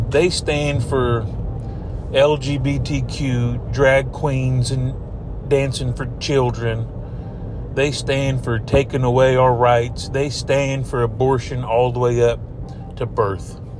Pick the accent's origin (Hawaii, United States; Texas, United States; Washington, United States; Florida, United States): Texas, United States; I'm a Texan. I'm a fifth generation Texan.